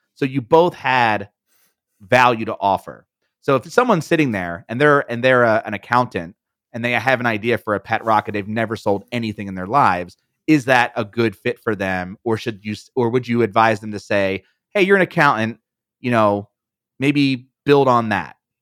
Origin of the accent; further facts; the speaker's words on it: Philadelphia, Pennsylvania, United States; I'm from Philadelphia